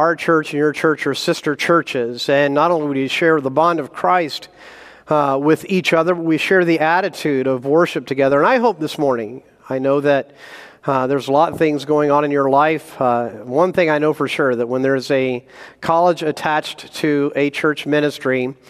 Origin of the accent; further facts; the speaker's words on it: Indiana, United States; moved away as an adult; also born or lived in Mississippi / New Jersey / Wisconsin / South Carolina; now in Idaho, United States; I was born in Mississippi, raised in Indiana, lived a year in New Jersey, college of Wisconsin, grad school South Carolina, and then went west.